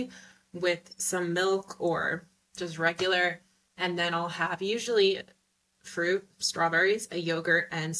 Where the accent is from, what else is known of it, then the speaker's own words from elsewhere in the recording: United States; moved away as an adult; now in Rome, Italy; I'm American, so I'm in a first world country